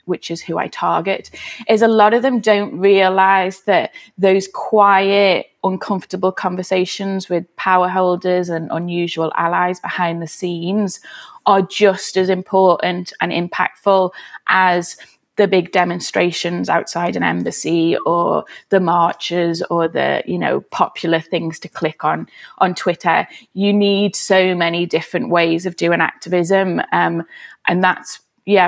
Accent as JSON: {"language": "English", "town": "Liverpool", "region": "North West England", "country": "United Kingdom", "tie": "born or raised there", "said": "I am a Scouser. I grew up in West Everton in Liverpool"}